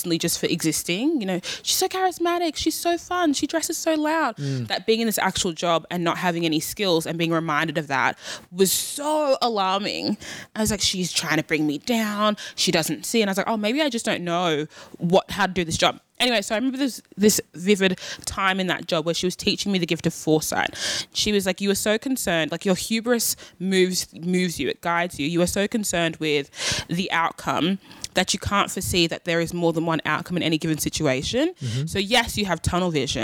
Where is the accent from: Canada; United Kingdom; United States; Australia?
Australia; I was born and raised in Australia